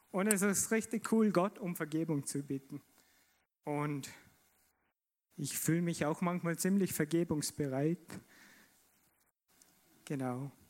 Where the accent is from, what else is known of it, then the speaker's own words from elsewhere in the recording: Vorarlberg, Austria; Und in mir kam die Frage auf, als, als Vorarlberger, gerecht, gerecht.